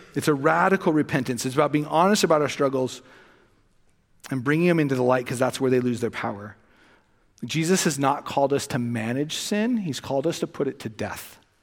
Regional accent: Los Angeles, California, United States; moved away; I grew up in the west end of the San Fernando Valley

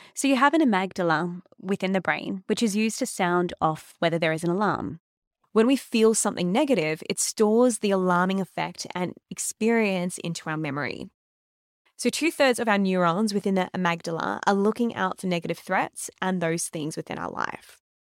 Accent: Melbourne, Victoria, Australia; I'm from Melbourne

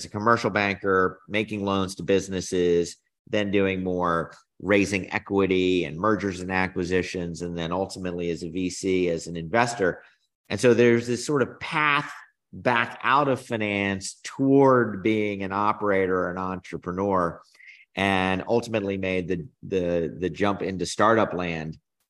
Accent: New Jersey, United States; also born or lived in North Carolina; so I grew up in New Jersey, North Carolina, always on the East Coast.

